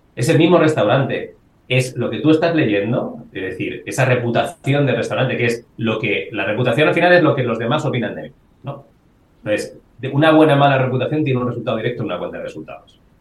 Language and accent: Spanish; Salamanca, Castile and León, Spain; now in Madrid, Spain; yo soy de Salamanca, llevo bastante bandera de eso